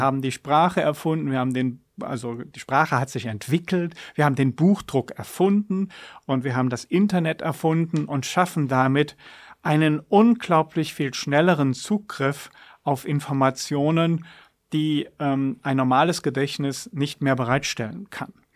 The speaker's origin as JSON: {"language": "German", "country": "Germany", "tie": "born or raised there", "moved": "yes", "said": "Ich bin in der Jugend in der Eifel aufgewachsen"}